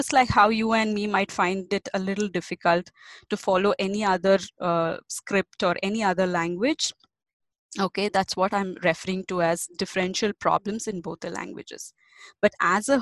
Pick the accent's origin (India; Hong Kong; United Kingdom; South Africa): India; we are such a huge country with a lot of languages and a lot of dialects